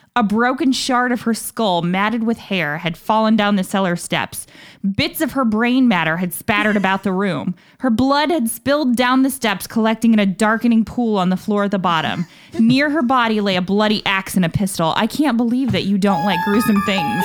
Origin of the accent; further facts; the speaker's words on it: Dayton, Ohio, United States; I'm fourth generation Daytonian. My family's been here since the twenties. Like, I grew up in Dayton.